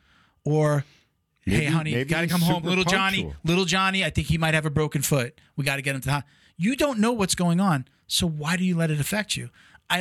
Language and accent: English; Medford, New York, United States; moved away; I'm from Long Island.